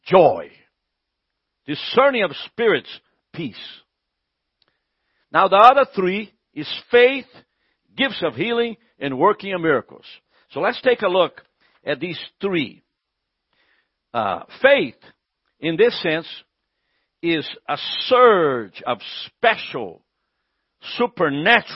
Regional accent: Brazil; now in United States; I'm from Brazil

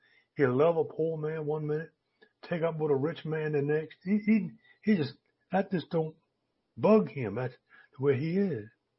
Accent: Virginia, United States; I grew up in Tidewater, Virginia, around some churches, you know, started out in 1640, way back down there.

